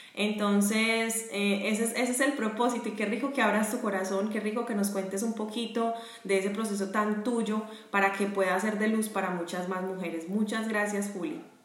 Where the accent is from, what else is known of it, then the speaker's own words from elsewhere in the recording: Medellín, Antioquia, Colombia; now in Jacksonville, United States; yo estoy en Jacksonville, Florida, pero también soy de Medellín